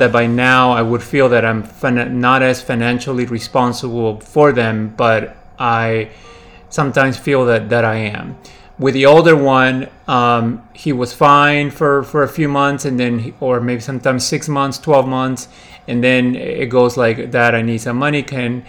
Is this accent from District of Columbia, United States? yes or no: yes; Washington, District of Columbia, United States; also born or lived in Lima, Peru; I'm originally born in Peru, Lima, Peru, and I grew up in the Washington, D.C. area, and I've lived here over the last 30 years.